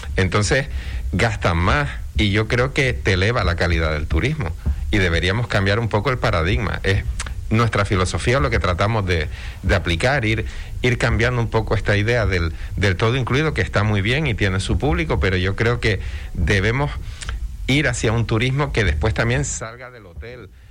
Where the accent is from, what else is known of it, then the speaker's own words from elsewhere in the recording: Canary Islands, Spain; somos canarios